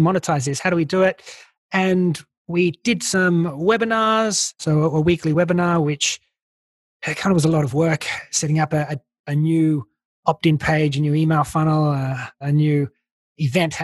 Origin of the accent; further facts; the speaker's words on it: Australia; accent: Aussie; moved away; you can probably tell I'm Australian. I still got my Aussie accent.